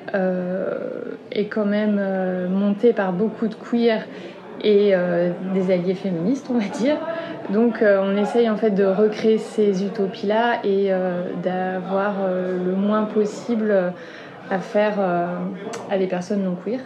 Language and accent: French; Sarthe, Pays de la Loire, France; moved away; also born or lived in Nantes; j'ai grandi en Sarthe